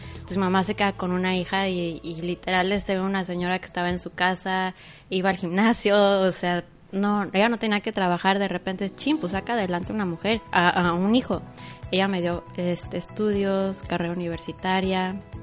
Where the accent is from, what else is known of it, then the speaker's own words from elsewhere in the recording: Mexico City, Mexico; moved away as an adult; also born or lived in Cancún; now in Playa del Carmen, Mexico; soy originaria de la Ciudad de México y llegué un 5 de enero del 2013 a... De hecho, llegué a Cancún